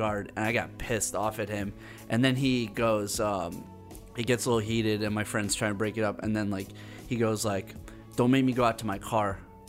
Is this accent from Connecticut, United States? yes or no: yes; Hartford, Connecticut, United States; moved away; when I was growing up in How Hartford, you know? Like How I was always know? The only white kid